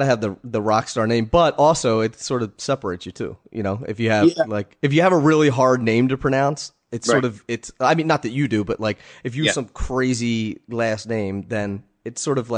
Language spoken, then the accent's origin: English; Pennsylvania, United States; He's from Pennsylvania. I'm from Pennsylvania.